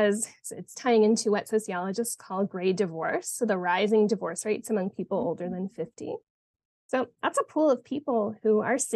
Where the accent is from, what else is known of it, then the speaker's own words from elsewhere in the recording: Canada; moved away as an adult; also born or lived in Montreal; now in Arizona, United States; I'm originally from Canada